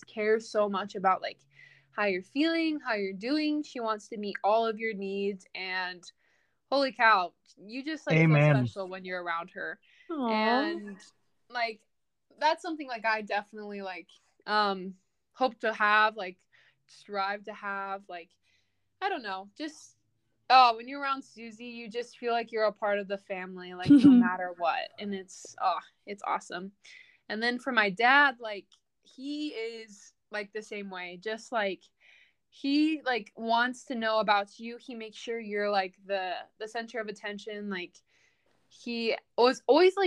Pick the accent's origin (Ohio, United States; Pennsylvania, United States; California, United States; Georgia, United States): California, United States; Temecula; growing up in Temecula